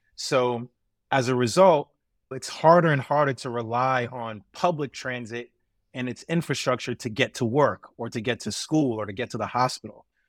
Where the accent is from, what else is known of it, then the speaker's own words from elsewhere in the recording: New York City, New York, United States; growing up in New York City, where I lived in transit deserts, particularly in Brooklyn and in Queens